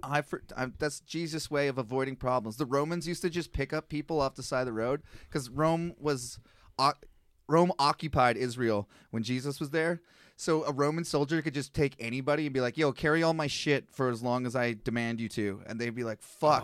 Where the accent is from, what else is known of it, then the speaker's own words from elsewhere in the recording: Canada; as a Canadian